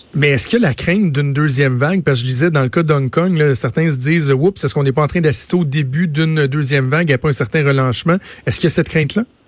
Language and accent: French; Quebec, Canada; chez nous au Québec